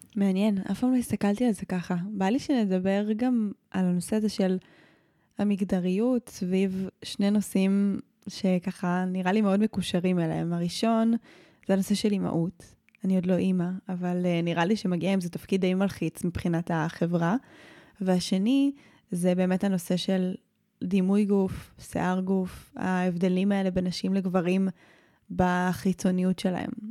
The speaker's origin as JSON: {"language": "Hebrew", "town": "Modi'in", "region": "Central District", "country": "Israel", "tie": "born or raised there", "said": "גדלתי בעיר פשע, גדלתי במודיעין"}